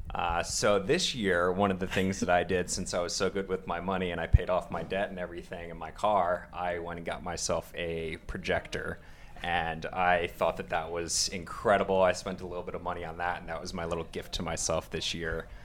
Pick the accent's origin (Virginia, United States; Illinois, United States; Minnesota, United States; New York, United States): New York, United States; Long Island; moved away as an adult; originally I am coming from New York, out on Long Island